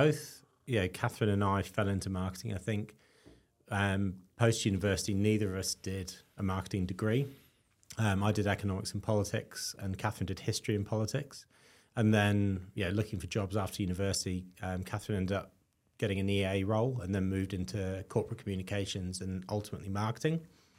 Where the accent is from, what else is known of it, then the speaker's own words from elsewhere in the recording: London, United Kingdom; also born or lived in South Wales; now in Australia; So originally West London, but moved all around the UK. So West London, East London, and then out into the sticks, and then ended up at university in South Wales